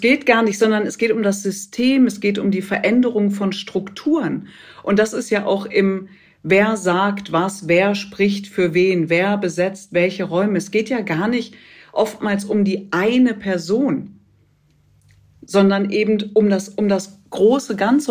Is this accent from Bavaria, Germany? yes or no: no; Ruhr area, North Rhine-Westphalia, Germany; geboren im Pott